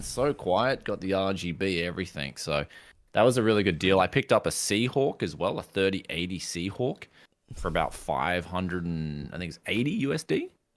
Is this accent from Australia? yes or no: yes; Queensland, Australia; I come from Queensland in Australia